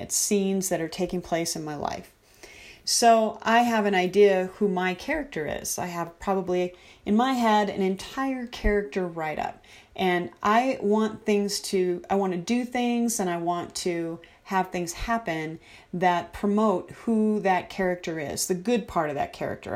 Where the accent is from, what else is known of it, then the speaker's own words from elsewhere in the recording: United States; as American citizens